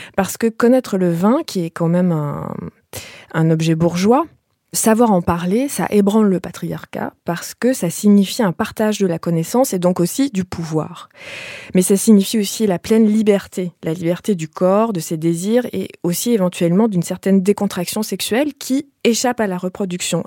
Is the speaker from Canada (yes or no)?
yes; Canada; moved away as an adult; now in France; j'ai quitté le Canada il y a bientôt 20 ans